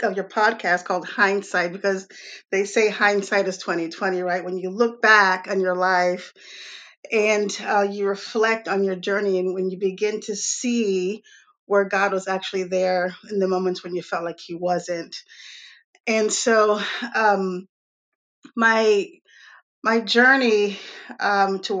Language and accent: English; New York City, New York, United States; also born or lived in Atlanta / Raleigh, North Carolina; now in North Carolina, United States; I was born in Brooklyn, New York. I've lived in major lived in major cities all my life.